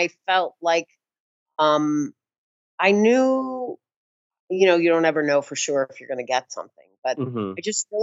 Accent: St. Louis, Missouri, United States; moved away as an adult; now in New York, United States; So St. Louis, Missouri, born and raised

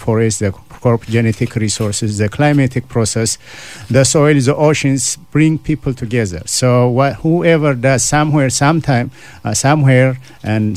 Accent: Ethiopia; moved away as an adult; now in Canada; I'm originally from Ethiopia, so I grew up in the farming community

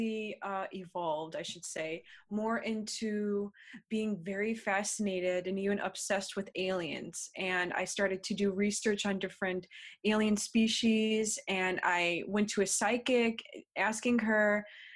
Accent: United States; I am from the United States.

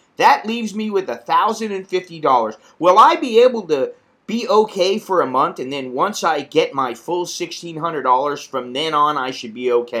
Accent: United States; now in Bangkok, Thailand; I'm an American in Bangkok

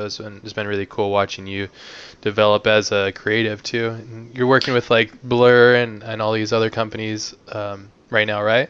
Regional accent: United States; accent: American; my American dialect

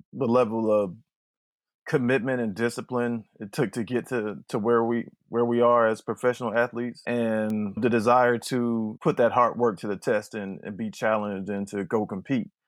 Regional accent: Youngstown, Ohio, United States; I'm from Youngstown, Ohio, and Youngstown is, is a football town. It's the Steel City, kinda de-, declined Steel City, so everything we had was based around football. Friday nights was, was everything. So growing up with that environment

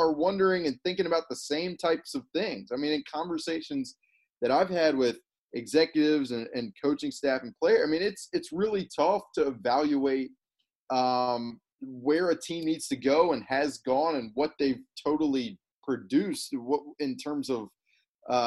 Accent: Birmingham, Alabama, United States; moved away; also born or lived in Missouri; I grew up in Alabama

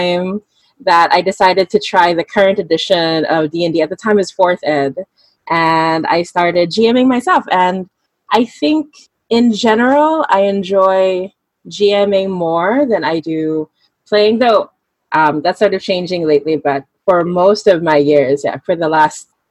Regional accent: Manila, Metro Manila, Philippines; from Manila, Philippines

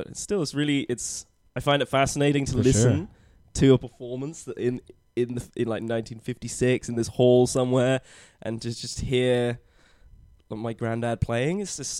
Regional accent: southwest England near Bristol, South West England, United Kingdom; moved away; I'm from southwest near Bristol.

